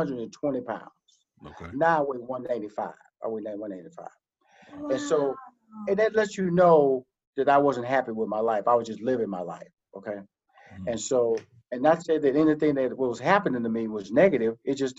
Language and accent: English; the South, United States; I'm from the South. Your boy eat grits, okay?